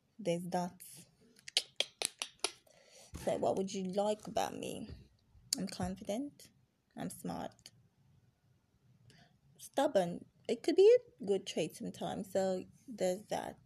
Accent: Anambra, Nigeria; I'm Igbo. I'm from Anambra

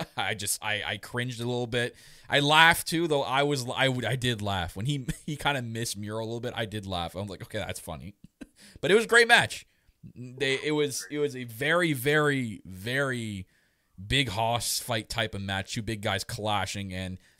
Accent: Canada; I'm Canadian.

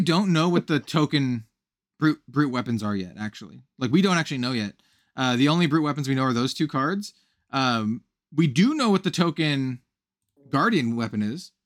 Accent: Wyoming, United States; also born or lived in California; now in Portland, United States; I was born in Wyoming. So, like, the whole, like, cowboy aesthetic, while not, uh, something I partake in these days, uh, 'cause I live in Portland, Oregon, uh, something, something that I'm very much aware of and grew up

